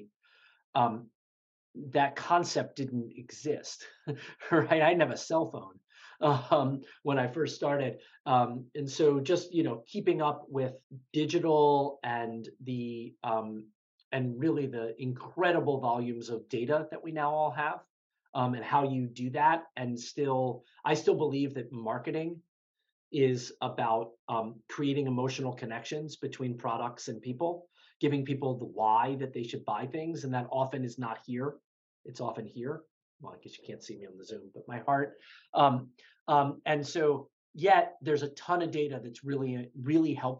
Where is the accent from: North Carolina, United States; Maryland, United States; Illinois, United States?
Maryland, United States; Baltimore; I grew up in Baltimore, actually, Baltimore City